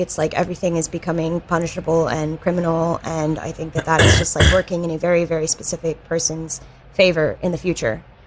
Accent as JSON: {"language": "English", "region": "North Carolina", "country": "United States", "tie": "born or raised there", "moved": "yes", "lives_now": "New York, United States", "said": "I'm from the South, and recently one of my high school friends came to visit, and she still lives in like my tiny North Carolina town."}